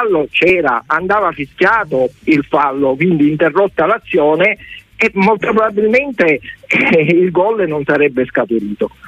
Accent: Sicily, Italy; also born or lived in Trapani; pur essendo siciliano

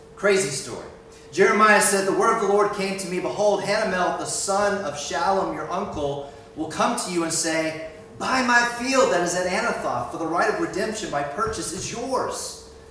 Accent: Miami, Florida, United States; moved away as an adult; now in Edinburgh, United Kingdom; We're from Miami, Florida

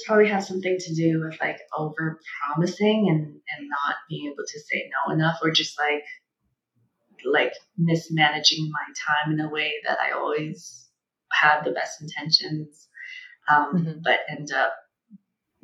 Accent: China; moved away; being born and growing up in China during the one-child policy

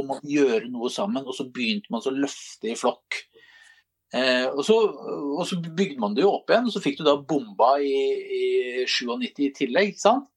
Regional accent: Drammen, Buskerud, Norway; som vi er stolte av som drammensere

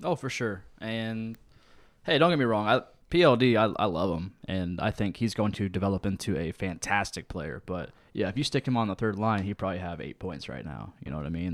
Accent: Lancaster, United States; I grew up out in Lancaster.

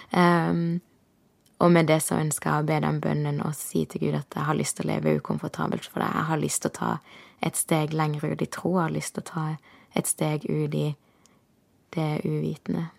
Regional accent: Kristiansand, Agder, Norway; moved away as an adult; hadde jeg nesten ikke vært hjemme i Kristiansand

